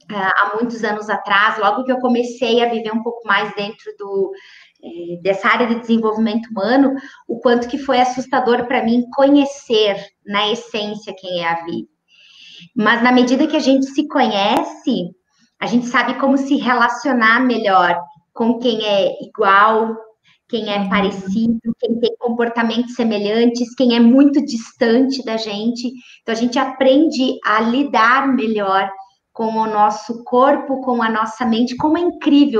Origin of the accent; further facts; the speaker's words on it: Maravilha, Santa Catarina, Brazil; moved away; foram os, os anos mais lindos da minha infância morar em Maravilha